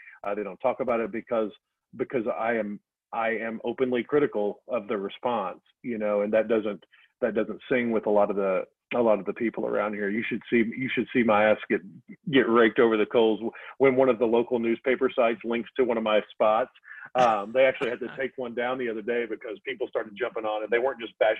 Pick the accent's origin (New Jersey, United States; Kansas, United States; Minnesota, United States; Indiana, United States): Indiana, United States; Southern; I'm Hilljack from Southern Indiana